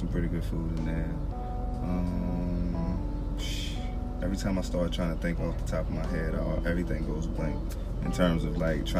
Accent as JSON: {"language": "English", "town": "Lynchburg", "region": "Virginia", "country": "United States", "tie": "born or raised there", "moved": "as an adult", "lives_now": "Richmond, United States", "said": "I only been here about 5 years myself, so, like I said, man, like, but I grew up in Virginia, so I was kind of already, like, used to the vibe in Virginia"}